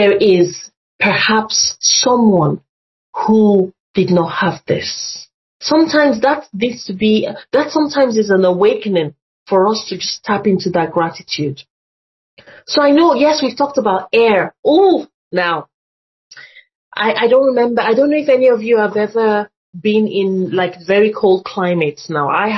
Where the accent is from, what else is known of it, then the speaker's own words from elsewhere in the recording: Nigeria; moved away; when I was growing up in Nigeria